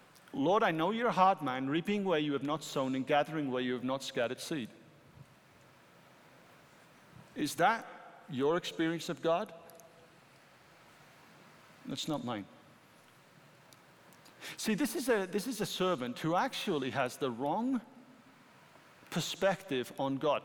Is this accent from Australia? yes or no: no; United Kingdom; I'm a British citizen